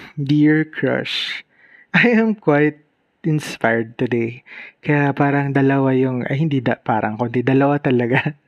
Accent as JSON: {"language": "Tagalog", "region": "Bicol Region", "country": "Philippines", "said": "premier state university dito sa amin sa Bicol"}